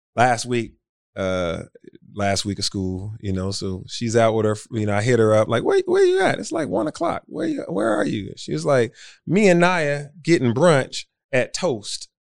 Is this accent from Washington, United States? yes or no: no; Atlanta, Georgia, United States; I grew up in Atlanta that was clearly identified as predominantly black